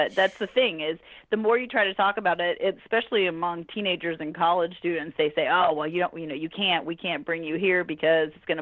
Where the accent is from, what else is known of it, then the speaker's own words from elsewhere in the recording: the South, United States; I grew up in the South